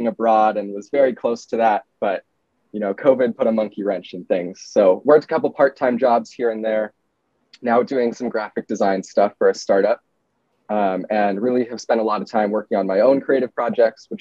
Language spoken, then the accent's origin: English; Bay Area, California, United States; moved away as an adult; now in New York, United States; I'm from California, from the Bay Area